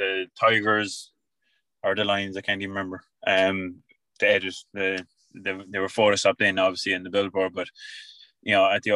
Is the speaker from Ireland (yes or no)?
yes; Tralee, Munster, Ireland; also born or lived in London / Australia; I'm from Tralee